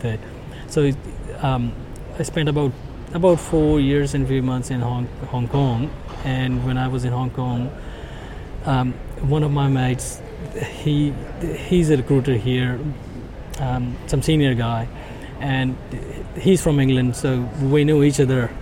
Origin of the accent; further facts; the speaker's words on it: India; moved away; also born or lived in Singapore; I was born in India